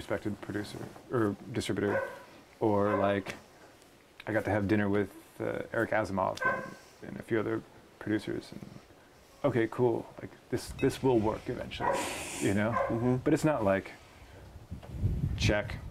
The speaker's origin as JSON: {"language": "English", "town": "Eugene", "region": "Oregon", "country": "United States", "tie": "born or raised there", "said": "I was raised in Eugene, and I look at going to the farmer's market with my mom every Saturday"}